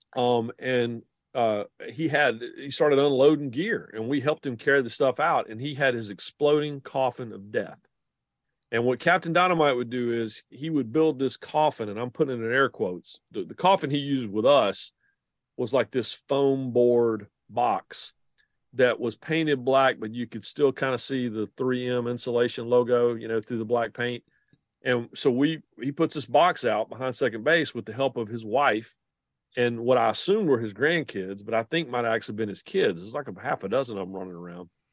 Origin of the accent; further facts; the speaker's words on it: the Research Triangle, North Carolina, United States; growing up in the Carolinas and in the triangle in particular